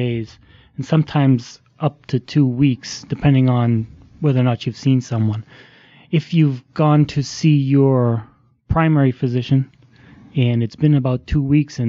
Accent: Boston, Massachusetts, United States; moved away; I'm from the Boston area, grew up in the suburbs

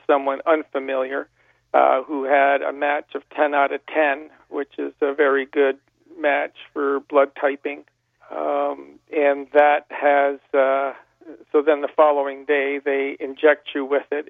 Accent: Niagara Falls, Ontario, Canada; I was from Niagara Falls and um, born and raised

